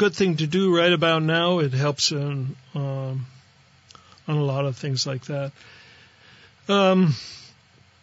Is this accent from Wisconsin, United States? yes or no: no; on the Pennsylvania border, Ohio, United States; moved away; I grew up out in Ohio, right on the Pennsylvania border of Ohio